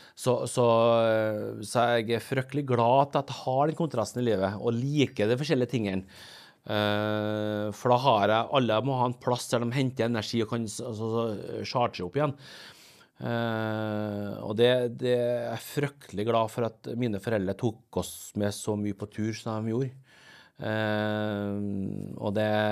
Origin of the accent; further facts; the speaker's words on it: Åfjord, Trøndelag, Norway; also born or lived in Seoul, South Korea / Rosenborg, Trondheim; jeg kommer fra Norge.